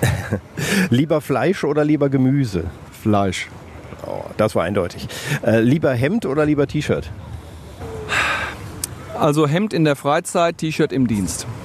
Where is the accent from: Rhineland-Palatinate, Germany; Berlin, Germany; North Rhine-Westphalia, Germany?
North Rhine-Westphalia, Germany; Essen; In Essen, auf der Margaretenhöhe. Ich bin ein Kind der Margaretenhöhe.